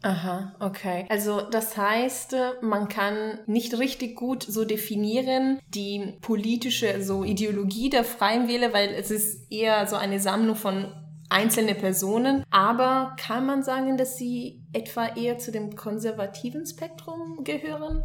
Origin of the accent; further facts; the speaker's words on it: Italy; now in Munich, Germany; ich bin aus Italien